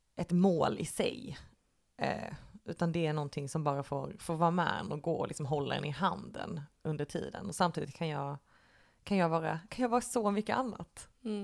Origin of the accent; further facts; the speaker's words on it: Lund, Skåne, Sweden; moved away as an adult; now in Malmö, Sweden; jag är eh, ursprungligen från Lund.